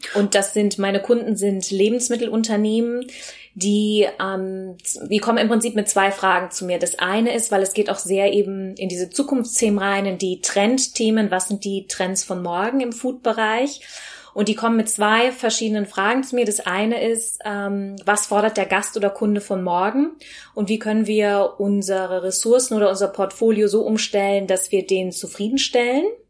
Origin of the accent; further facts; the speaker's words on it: Bergisch Gladbach, North Rhine-Westphalia, Germany; moved away; also born or lived in London; ursprünglich äh, im Kölsche Mädche, also im Rheinland geboren, also ähm, in Bergisch Gladbach, um genau zu sein